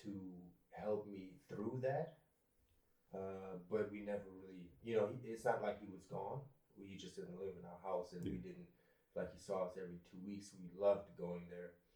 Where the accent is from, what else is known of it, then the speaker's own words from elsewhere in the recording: Germany; if you're black growing up in Germany, because at the time and the town I grew up in, I was the only black kid in class